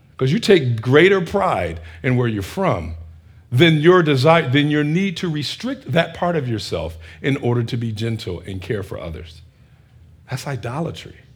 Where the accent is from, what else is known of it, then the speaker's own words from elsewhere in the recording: Northeast, United States; I'm from this, I'm from the Northeast. This is what we do.